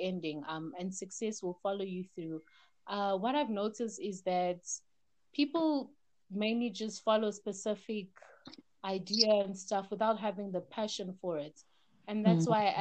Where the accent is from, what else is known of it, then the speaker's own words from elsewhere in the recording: Gauteng, South Africa; also born or lived in Democratic Republic of the Congo; I am Congolese, born in the DRC at the very heart of Africa. We lived there for the first 3 years of my life and have now been living in South Africa for the past 22 years